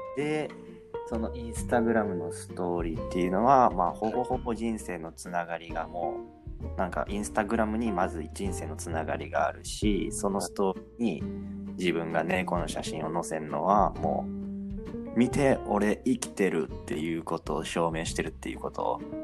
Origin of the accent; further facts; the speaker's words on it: Osaka, Japan; accent: Osaka dialect; 大阪弁がね、もう戻ってきて